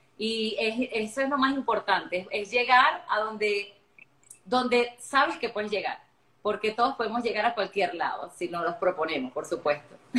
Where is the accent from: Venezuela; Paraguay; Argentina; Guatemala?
Venezuela; Yo soy venezolana de nacimiento, también tengo otra nacionalidad que es la portuguesa